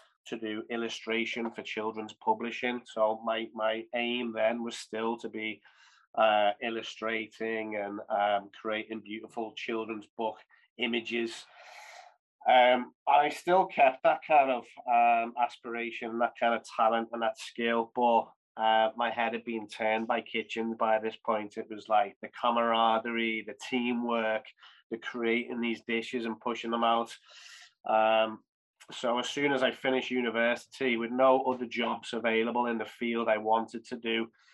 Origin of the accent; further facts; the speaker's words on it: Liverpool, North West England, United Kingdom; Liverpool's my hometown, my passion, my city